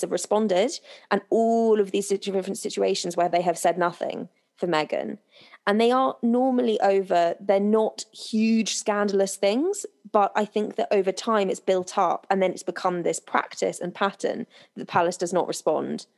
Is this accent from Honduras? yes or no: no; United Kingdom; me and you growing up in Britain